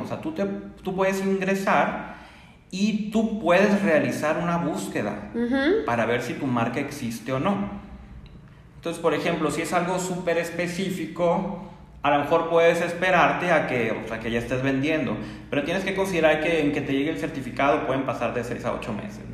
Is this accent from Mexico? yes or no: yes; Mexico; nuestra cultura como mexicanos